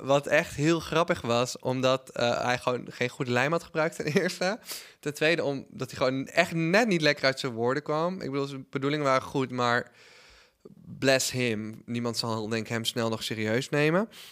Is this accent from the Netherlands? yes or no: yes; Netherlands; also born or lived in United States; als Nederlander